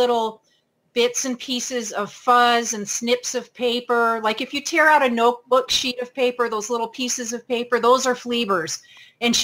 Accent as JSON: {"language": "English", "region": "New York", "country": "United States", "tie": "born or raised there", "moved": "yes", "lives_now": "Pacific Northwest, United States", "said": "I grew up in New York State"}